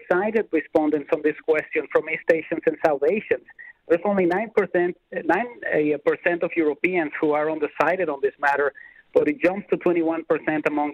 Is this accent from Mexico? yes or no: yes; Mexico; now in Canada; being an immigrant as I am to this country, I am from Mexico originally